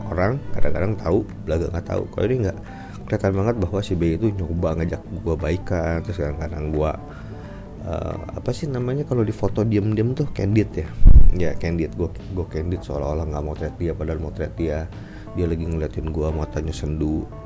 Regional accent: Bogor, West Java, Indonesia; cerita gue lagi ngajakin bini gue yang orang Jakarta ke kampung halaman gue di Bogor dan benar-benar literally kampung halaman karena di seberang ini adalah rumah gue.

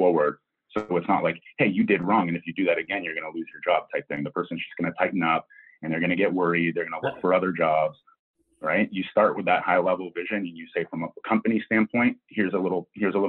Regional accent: Maine, United States; moved away; also born or lived in Canada; I'm from Maine, so I'm sort of almost a Canadian

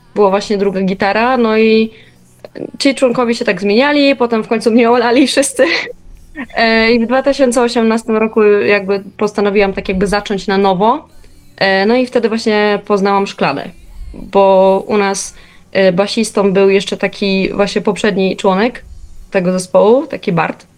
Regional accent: Silesian Voivodeship, Poland; now in Warsaw, Poland; jestem generalnie ze Śląska. Nie wiem, czy niektórzy mo może usłyszą, niektórzy nie

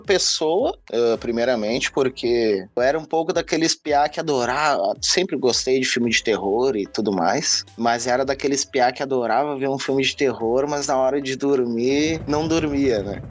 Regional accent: Viamão, Rio Grande do Sul, Brazil; moved away as an adult; also born or lived in Porto Alegre; now in Australia; sou nascido em Porto Alegre, criado em Viamão, mais precisamente na Vila Santa Cecília

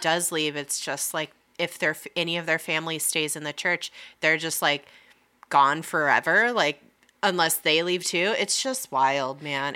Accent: Lake Arrowhead, California, United States; we grew up in Lake Arrowhead.

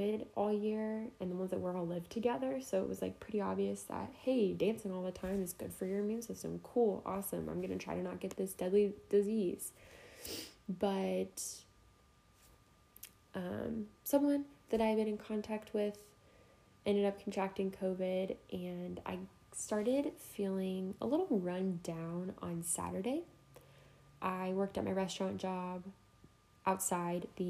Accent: Jefferson City, Missouri, United States; moved away; come home to Jeff City

